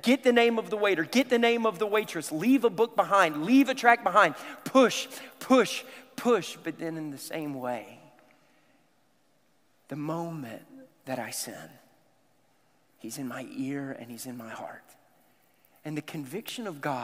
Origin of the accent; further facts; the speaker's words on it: the South, United States; I grew up in the South